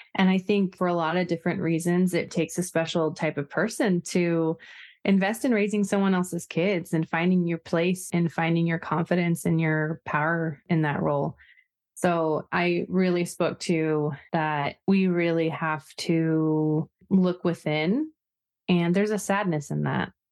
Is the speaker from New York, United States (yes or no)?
no; Oregon coast, United States; I am pretty much Pacific Northwest raised, which to me is a large part of my identity just as far as really loving nature, and I grew up on the Oregon coast